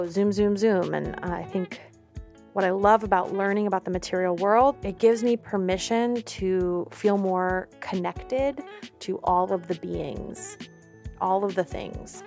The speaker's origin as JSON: {"language": "English", "region": "New York", "country": "United States", "moved": "yes", "lives_now": "Oakland, United States", "said": "I'm an artist and audio storyteller based out of Oakland. I'm from New York"}